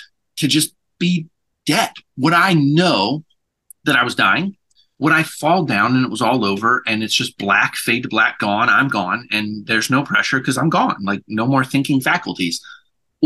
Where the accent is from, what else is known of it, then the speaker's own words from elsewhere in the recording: United States; I am very American